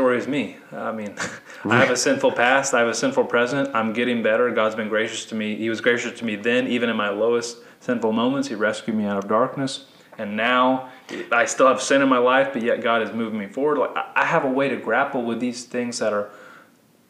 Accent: United States; we as American Christians

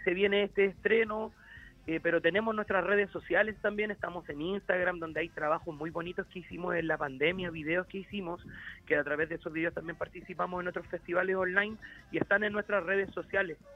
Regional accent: San Joaquín, Santiago Metropolitan Region, Chile; Soy un, San Joaquinino comprometido, que me crié en San Joaquín

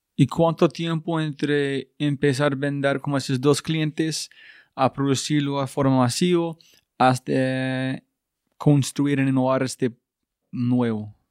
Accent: United States; now in Colombia; soy gringo

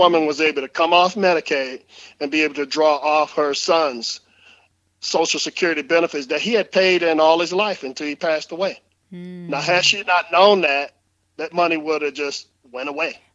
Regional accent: New Orleans, Louisiana, United States; growing up in New Orleans

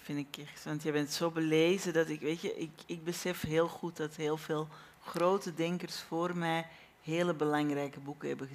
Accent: Belgium; ons vaderland in België

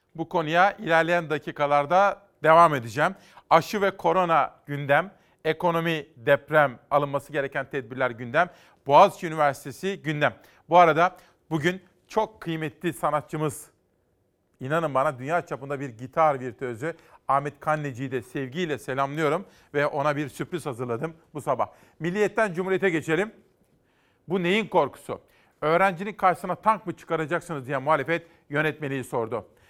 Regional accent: Simav, Kütahya, Turkey; Tabii bizim oraların Simav'da da böyledir.

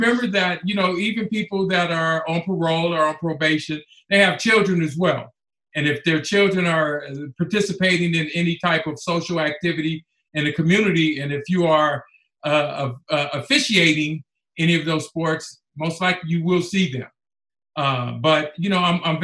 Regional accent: Pomona, California, United States; I grew up in Pomona, California

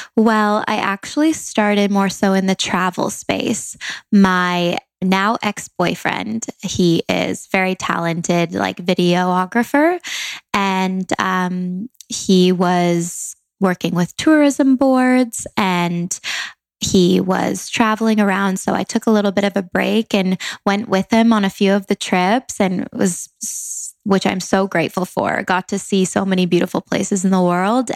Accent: Langley, British Columbia, Canada; moved away as an adult; now in Los Angeles, United States; I'm from Langley, Canada, a small town, but moved to LA um, three

